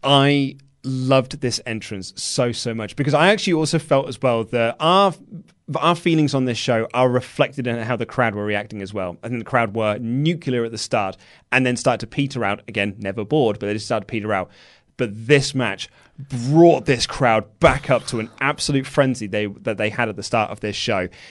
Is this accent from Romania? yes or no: no; United Kingdom; we're British